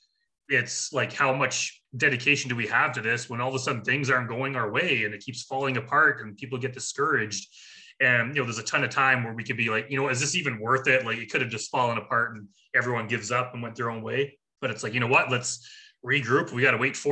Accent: Canada; we're Canadian

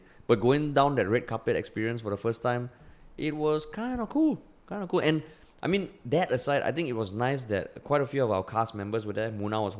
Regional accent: Singapore; also born or lived in United States; At least now I can be confident of going to more countries and saying I'm from Singapore, and people having some idea of what it's like.

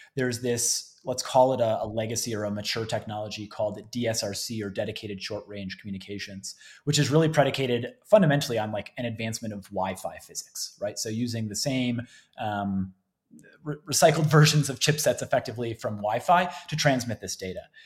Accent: Cleveland, Ohio, United States; moved away as an adult; now in Colorado, United States; I actually was born and raised in the Cleveland area, so Northeast Ohio.

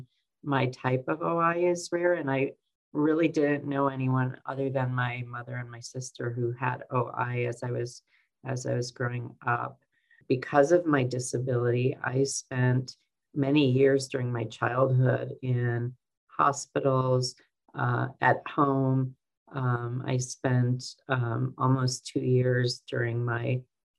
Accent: Detroit, Michigan, United States; I was born in 1964 in Detroit, Michigan, in a suburb of Detroit, Michigan

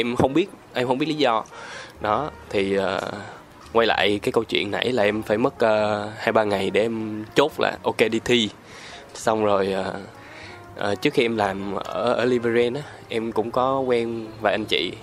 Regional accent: Ho Chi Minh City, Vietnam; also born or lived in Sóc Trăng; em là sinh ra ở thành phố Hồ Chí Minh, ừ. Rồi, quê quán gốc của em thì em ở Sóc Trăng

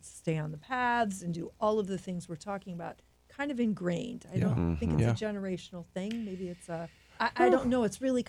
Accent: Midwest, United States; I grew up in the Midwest. I was a campfire girl from about that tall.

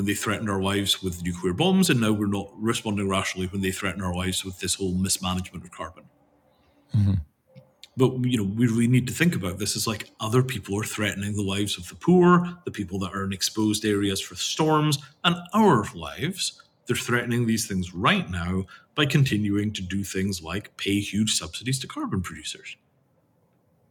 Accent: India; as an Indian

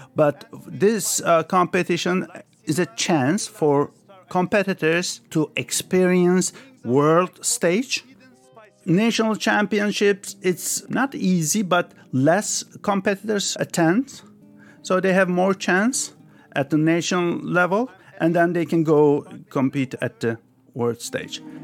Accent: Istanbul, Turkey; also born or lived in Paris, France; now in United States; I was born in France, Paris, but when I was five years old, my family moved back to Turkey. So I grew up in Turkey, Istanbul

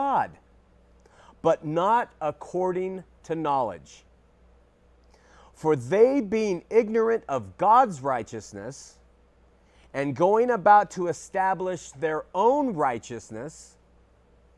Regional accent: Southern California, United States; I grew up in Southern California

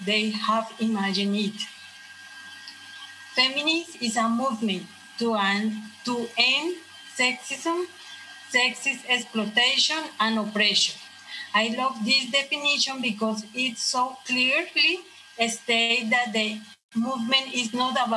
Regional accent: Colombia; English is a second language; moved away; I am from Colombia, and I'm here at the Living Center as a student for improve my English.

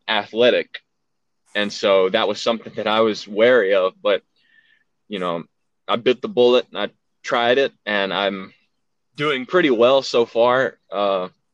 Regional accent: Alabama, United States; accent: southern; I've been living in Alabama all my life

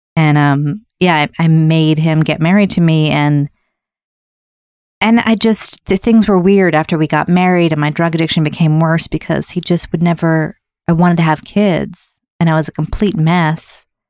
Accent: Wayland, Massachusetts, United States; also born or lived in Newton, Massachusetts / Seattle, Washington; I was born in Newton, and then we moved to, to, um, Seattle. And we moved to this town called Wayland

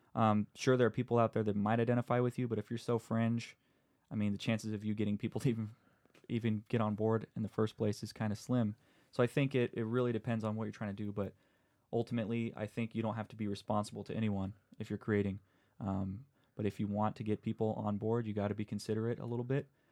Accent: San Diego, California, United States; I'm from San Diego

